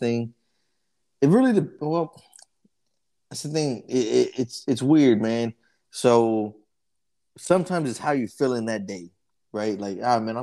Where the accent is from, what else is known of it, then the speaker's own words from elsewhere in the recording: Dallas, Texas, United States; I grew up in Oak Cliff, right off of Lebanon